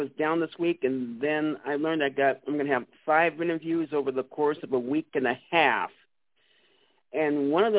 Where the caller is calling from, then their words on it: Manhattan, Kansas, United States; … from Manhattan, Kansas.